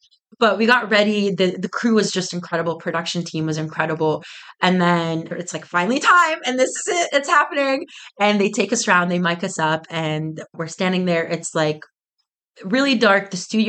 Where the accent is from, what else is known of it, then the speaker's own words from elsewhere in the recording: Oakville, Ontario, Canada; I'm from Nuba. We're from Oakville